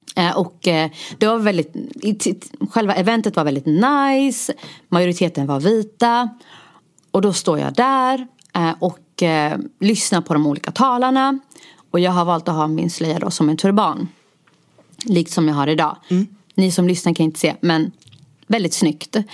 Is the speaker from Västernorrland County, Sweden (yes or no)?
no; Stockholm, Stockholm County, Sweden; also born or lived in Rinkeby; jag är född och uppvuxen i Husby, nu bor jag i Rinkeby